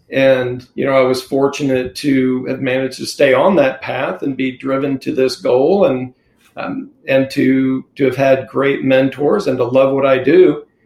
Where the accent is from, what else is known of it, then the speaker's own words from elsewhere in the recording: California, United States; born there; also born or lived in Mississippi / Texas / Philippines / Oklahoma; I was born in Southern California and lived everywhere from Southern California to Mississippi and Texas, Philippines, the Northeast. Uh, went to school in Oklahoma, ended up there in high school